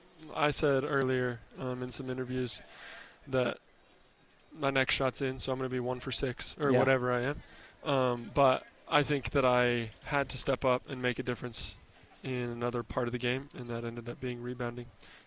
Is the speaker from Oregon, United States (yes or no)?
yes; Nyssa, Oregon, United States; born there; I was born in Nyssa, Oregon, which is about 45 minutes away from here.